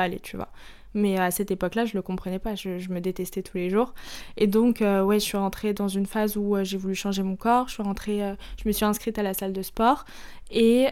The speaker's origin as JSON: {"language": "French", "town": "Paris", "region": "Île-de-France", "country": "France", "tie": "born or raised there", "also_born_or_lived": "Lebanon (ancestry)", "said": "Je suis libanaise, mais j'ai toujours vécu ici."}